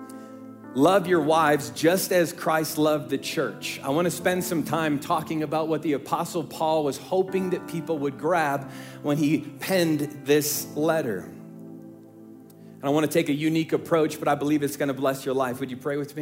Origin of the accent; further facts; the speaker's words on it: Midwest, United States; We are from the Midwest